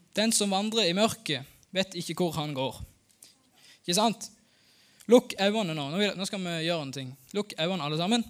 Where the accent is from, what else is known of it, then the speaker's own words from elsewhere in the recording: Norway; Jeg er født og oppvokst her på Haua.